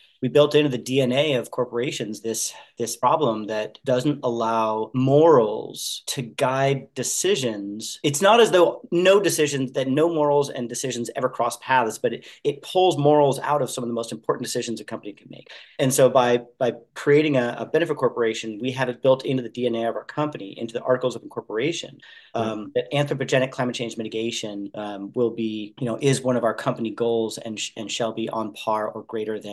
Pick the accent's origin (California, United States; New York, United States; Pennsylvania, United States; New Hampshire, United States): California, United States; Santa Barbara; also born or lived in Hawaii; now in Sebastopol, United States; I grew up in Santa Barbara, California.